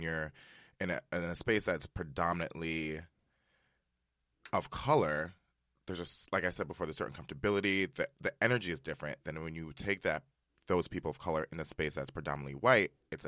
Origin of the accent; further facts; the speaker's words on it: Westchester, New York, United States; I am from Westchester, New York